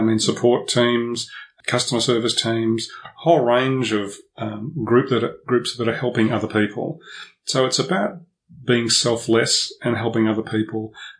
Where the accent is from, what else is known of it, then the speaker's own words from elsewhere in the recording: Melbourne, Victoria, Australia; I was born in Melbourne, and I'll always be a Melbourne boy, because this is my home base. This is the place I feel most comfortable.